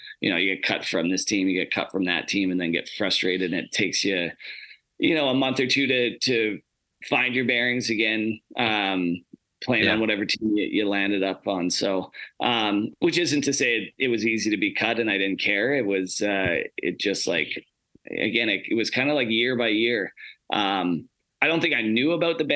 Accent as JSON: {"language": "English", "town": "Spruce Grove", "region": "Alberta", "country": "Canada", "tie": "born or raised there", "also_born_or_lived": "Calgary, Alberta", "said": "I was born in Calgary, but moved up to Spruce Grove when I was, you know, 4 or 5. And started playing in, you know, the minor hockey system there"}